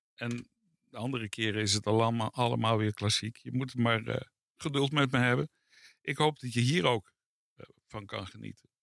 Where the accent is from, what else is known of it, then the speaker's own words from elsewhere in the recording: Netherlands; ik groeide op in Nederland